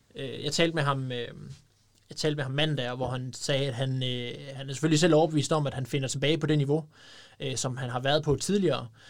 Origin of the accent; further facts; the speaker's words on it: Denmark; en fra Brastrup, som jo næsten er min, ja, det er jo så nærmest min hjemstavn